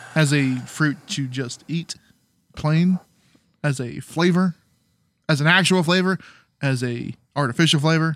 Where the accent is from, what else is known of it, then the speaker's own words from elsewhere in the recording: Southern California, United States; moved away as an adult; also born or lived in Virginia; I was born in Southern California. My entire family's from Southern California except my dad.